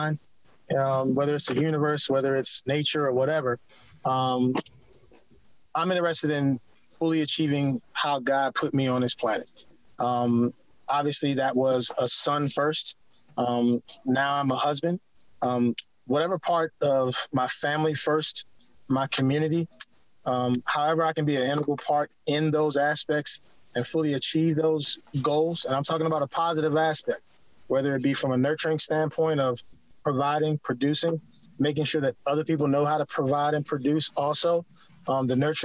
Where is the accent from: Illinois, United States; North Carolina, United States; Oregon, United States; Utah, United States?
North Carolina, United States; Eastern; also born or lived in Washington, D.C. / Maryland; now in San Antonio, United States; I'm actually born and raised in Eastern North Carolina, like close to the beach